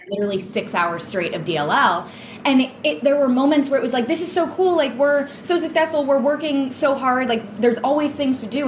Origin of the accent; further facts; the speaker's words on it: New England, United States; growing up in New England